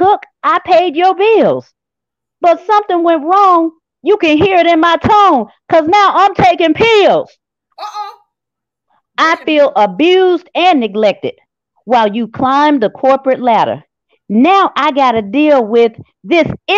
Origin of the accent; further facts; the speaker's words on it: Memphis, Tennessee, United States; I'm from South Memphis